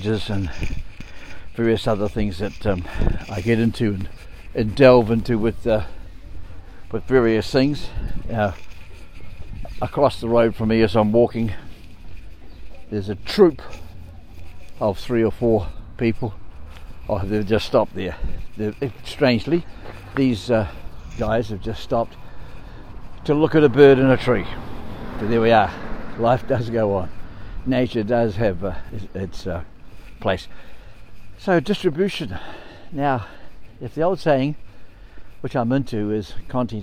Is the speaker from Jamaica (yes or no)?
no; New Zealand; I'm from New Zealand